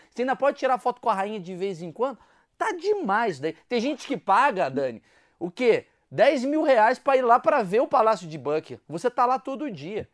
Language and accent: Portuguese; Brazil; a gente é brasileiro